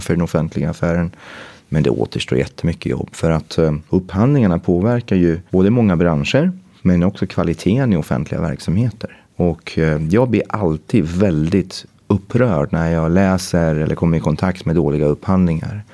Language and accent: Swedish; Gävle, Gävleborg County, Sweden; moved away; Jag var uppe i Gävle, eh, mina hemtrakter